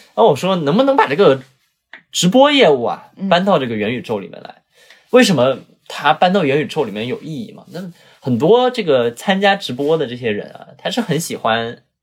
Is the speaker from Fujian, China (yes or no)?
no; Zhuhai, Guangdong, China; 我们珠海那里